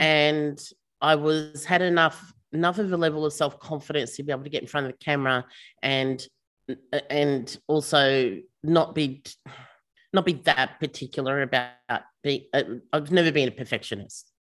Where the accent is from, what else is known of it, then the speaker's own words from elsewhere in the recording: Melbourne, Victoria, Australia; We're from Melbourne